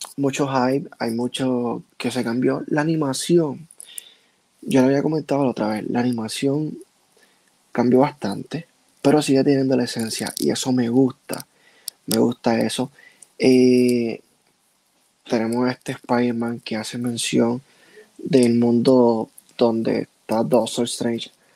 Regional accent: Puerto Rico; yo soy puertorriqueño

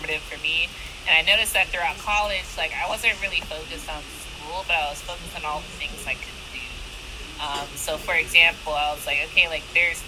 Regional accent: Jacksonville, Florida, United States; moved away as an adult; now in Austin, United States; I'm from Jacksonville, Florida, but I moved to Austin, Texas

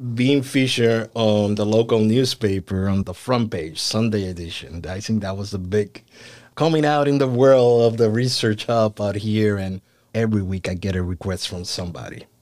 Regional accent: Puerto Rico; moved away as an adult; now in United States; I was born and raised in Puerto Rico.

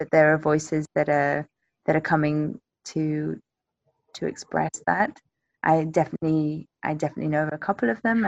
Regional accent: England, United Kingdom; moved away as an adult; now in Mexico; I'm English

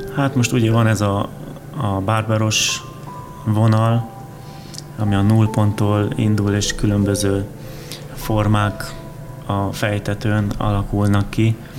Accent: Odorheiu Secuiesc, Harghita County, Romania; now in Hungary; én Erdélyből származom

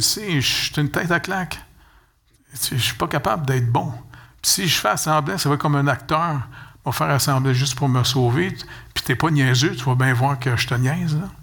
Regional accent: Montreal, Quebec, Canada; je suis né au Canada

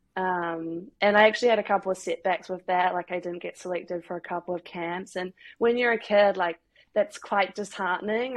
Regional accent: New Zealand; moved away as an adult; now in Glasgow, United Kingdom; I'm from New Zealand

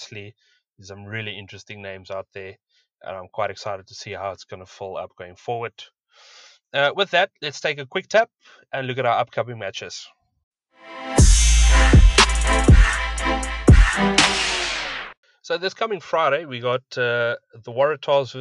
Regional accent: South Africa; As a South African

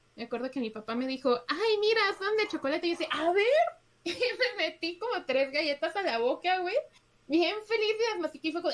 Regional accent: Mexico; somos mexicanos

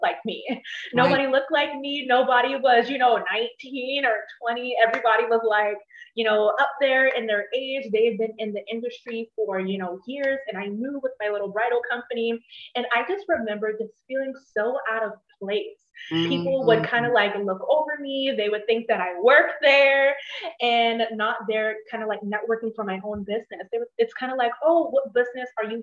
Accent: Charleston, South Carolina, United States; I am from Charleston, South Carolina

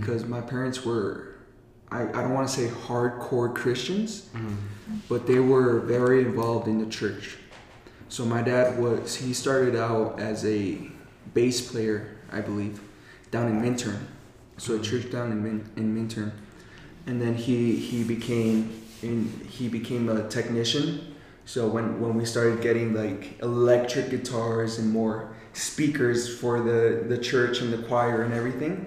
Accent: Eagle Valley, Colorado, United States; also born or lived in Toms River, New Jersey; when I was two years old, I came to Colorado. So I just say I was raised here in Colorado

